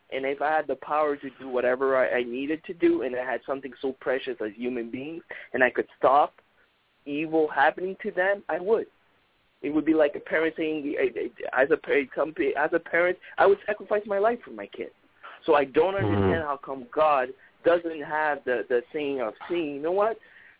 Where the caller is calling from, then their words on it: Montreal, Quebec, Canada; I'm calling all the way from Montreal, Canada.